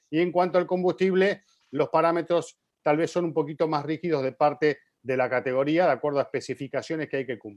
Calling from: Tampico, Tamaulipas, Mexico; de Tampico y es la siguiente.

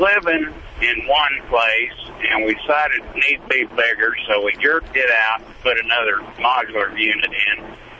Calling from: Needles, California, United States; Yeah, right now, I'm going through Needles, California.

